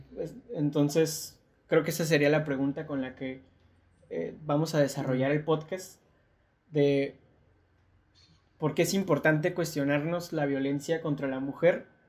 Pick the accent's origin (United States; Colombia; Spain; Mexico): Mexico; nuestro contexto como mexicanos, mexicanas